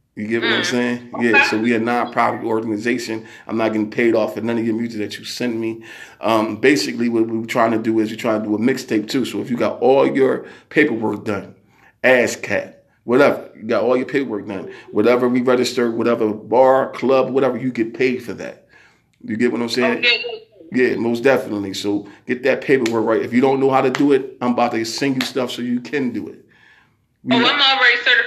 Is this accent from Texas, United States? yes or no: no; Philadelphia, Pennsylvania, United States; I'm from Philadelphia